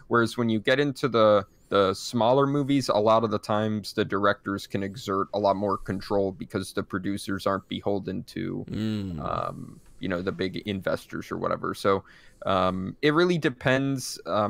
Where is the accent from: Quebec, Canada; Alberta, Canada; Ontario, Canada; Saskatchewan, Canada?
Quebec, Canada; Montreal; I'm from Montreal, which is like a super cool thing going on.